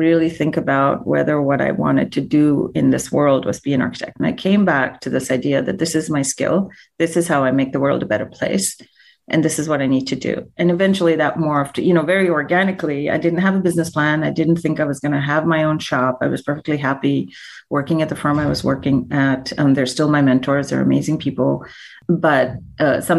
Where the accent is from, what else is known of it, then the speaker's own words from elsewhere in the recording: India; moved away as an adult; I was born and raised in India. I came to this country when I was 18 years old.